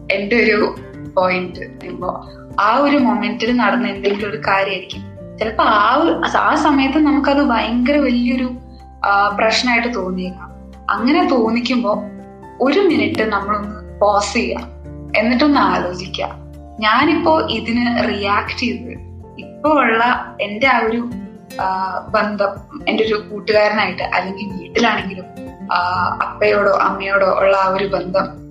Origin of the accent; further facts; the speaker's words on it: Ernakulam, Kerala, India; ഞാൻ എറണാകുളത്ത് നിന്നാണ്